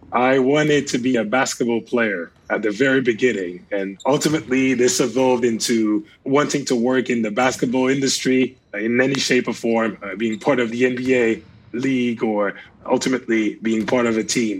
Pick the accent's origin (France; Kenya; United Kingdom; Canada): France; I grew up in France